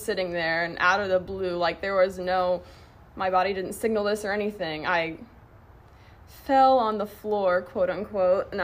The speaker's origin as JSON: {"language": "English", "town": "Houston", "region": "Texas", "country": "United States", "tie": "born or raised there", "moved": "yes", "said": "I'm originally from Houston. I've lived in the South my entire life"}